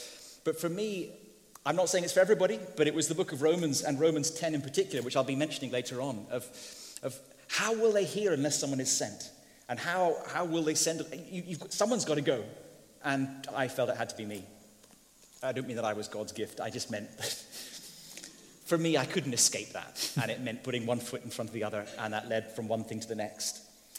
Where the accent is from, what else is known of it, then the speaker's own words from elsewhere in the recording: Indonesia; I grew up in Indonesia because my parents were missionaries.